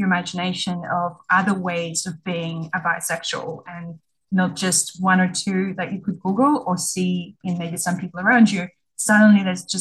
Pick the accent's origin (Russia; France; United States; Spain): Russia; moved away as an adult; now in Australia; I was born in Russia and I grew up there and was an adult when I migrated to Australia